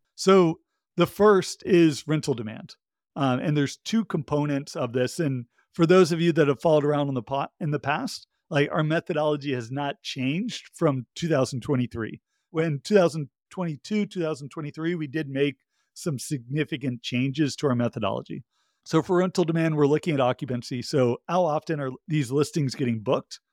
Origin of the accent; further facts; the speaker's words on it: Georgia, United States; my home state, uh, of Georgia